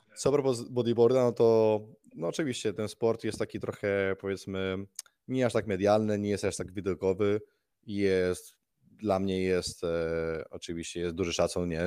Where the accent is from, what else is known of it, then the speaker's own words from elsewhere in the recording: Majorca, Balearic Islands, Spain; moved away as an adult; now in Gold Coast, Australia; się urodziliśmy w Hiszpanii na Majorce